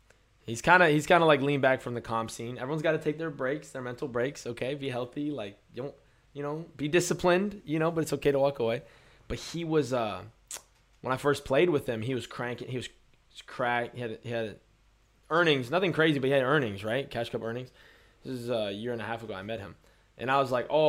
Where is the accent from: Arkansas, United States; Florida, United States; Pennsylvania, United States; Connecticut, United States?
Florida, United States; Orlando; we're from Orlando